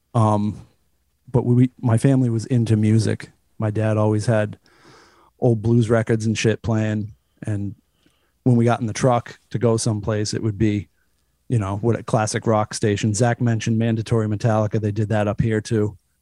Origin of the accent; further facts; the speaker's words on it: Cape Cod, Massachusetts, United States; I'm from like an hour south of here. I'm from the Cape